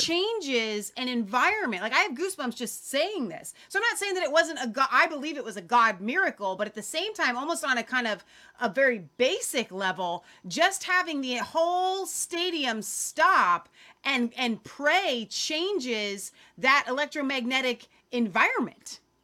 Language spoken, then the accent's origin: English; Cincinnati, Ohio, United States; We are from Cincinnati